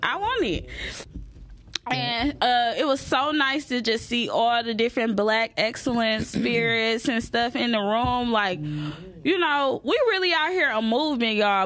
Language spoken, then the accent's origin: English; the South, United States; I'm from the South